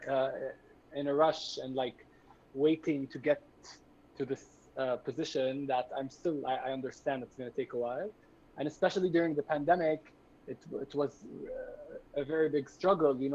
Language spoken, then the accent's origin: English; Jerusalem, Palestine; English is a second language; growing up in Jerusalem under occupation, being queer, and how all these things come together.